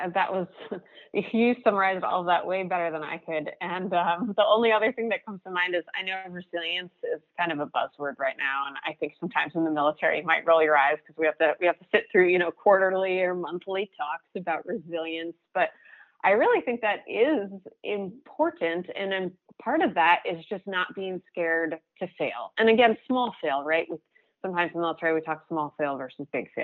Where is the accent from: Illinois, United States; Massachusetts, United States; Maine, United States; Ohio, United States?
Maine, United States; I'm from Maine.